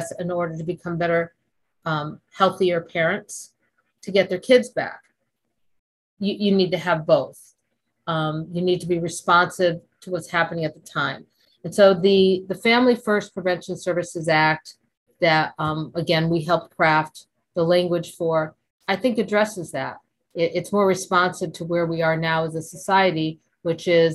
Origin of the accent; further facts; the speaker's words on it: Connecticut, United States; moved away; also born or lived in Florida / New York City; I'm from Connecticut originally, but I lived in Florida for about 20 years.